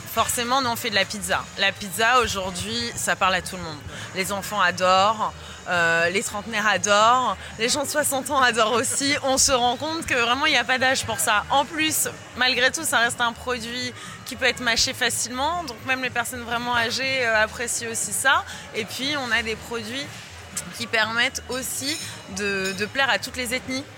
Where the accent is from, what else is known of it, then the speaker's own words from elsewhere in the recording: France; en tant que Française et passionnée de gastronomie